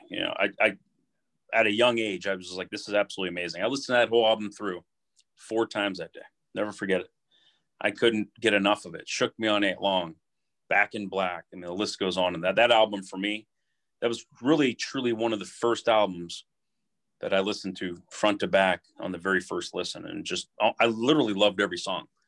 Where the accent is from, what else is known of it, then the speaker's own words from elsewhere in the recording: Youngstown, Ohio, United States; also born or lived in Struthers, Ohio / Boardman, Ohio / Poland, Ohio; I'm born and raised in Youngstown, Ohio